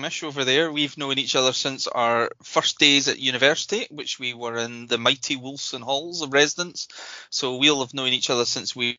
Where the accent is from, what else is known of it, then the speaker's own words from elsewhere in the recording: Edinburgh, Scotland, United Kingdom; The Auchingane area of Edinburgh.